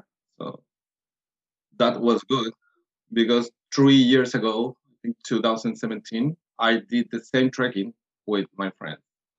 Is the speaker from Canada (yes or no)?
no; Chile; now in Melbourne, Australia; I'm from Chile. I'm 34 years. Now I'm living in Melbourne.